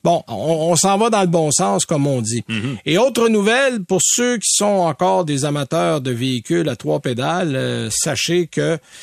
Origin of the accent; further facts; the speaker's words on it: Saint-Timothée, Quebec, Canada; C'est chez nous. Moi, je viens de Saint-Timothée